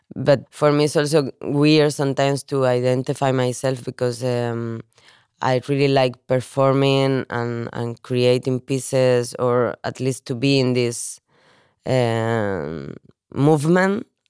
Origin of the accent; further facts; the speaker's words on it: Spain; moved away as an adult; also born or lived in Valencia / Barcelona / Copenhagen; now in Denmark; I'm from Spain.